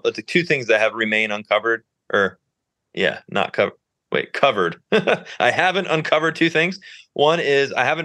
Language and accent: English; Northeast Ohio, United States; moved away as an adult; also born or lived in Nashville; I grew up in Ohio, moved back a couple years ago.